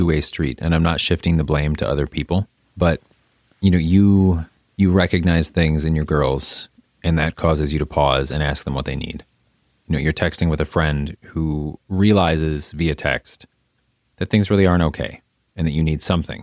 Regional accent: Midwest, United States; I'm a Midwesterner

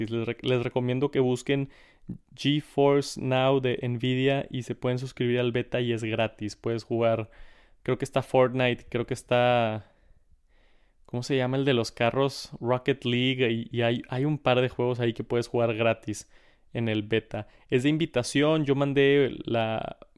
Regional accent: Monterrey, Nuevo León, Mexico; Saludos a otro regio aquí en el, en el canal de Tech Santos, bro.

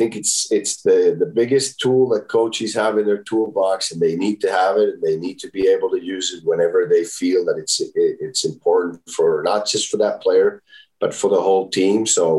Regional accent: Finland; Well, there's so many things from my hometown that I like. This is meat pie that they make in a small bakery there that our family's owned for 90 years now.

